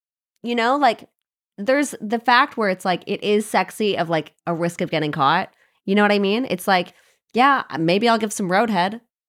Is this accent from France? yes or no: no; Canada